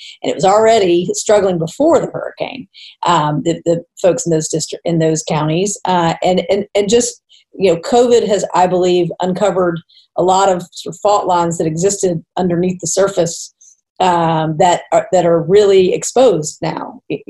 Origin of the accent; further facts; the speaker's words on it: Tallahassee, Florida, United States; I grew up in Tallahassee, which is the capital.